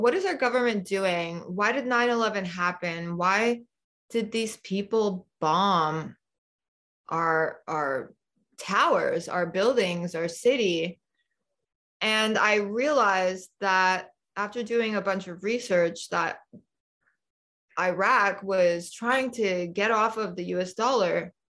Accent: New York City, New York, United States; now in Nevada, United States; I grew up in New York City

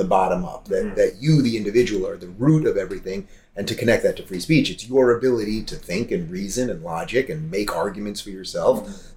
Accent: New York, United States; I grew up in New York in a largely liberal family.

